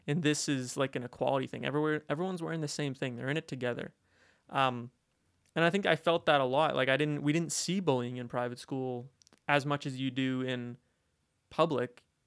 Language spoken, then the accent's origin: English; Calgary, Alberta, Canada; moved away as an adult; I'm from Calgary.